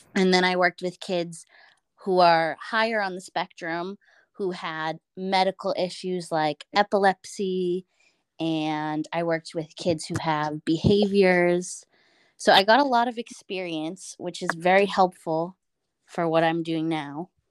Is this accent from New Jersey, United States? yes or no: no; Boston, Massachusetts, United States; moved away as an adult; now in Westfield, United States; I am from Boston, and I am with a host family in Westfield